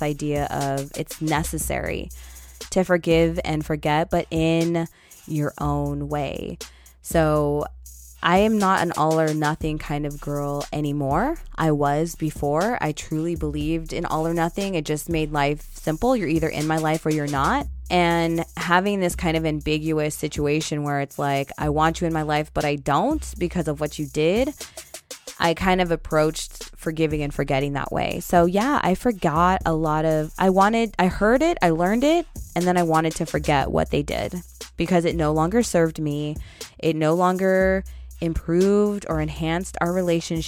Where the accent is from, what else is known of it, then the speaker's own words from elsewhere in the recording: Northern California, United States; I'm from Northern California